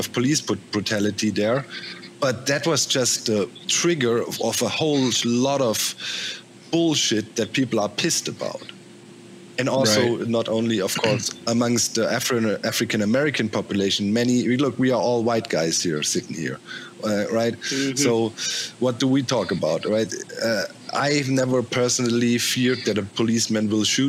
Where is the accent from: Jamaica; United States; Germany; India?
Germany; many major cities in Germany had Pershing 2 rockets stationed. My hometown too